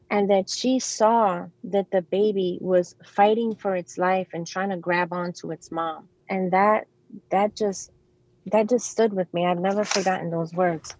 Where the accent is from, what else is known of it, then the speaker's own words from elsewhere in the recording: New York City, New York, United States; I grew up in New York City. I was um, I grew up in the Bronx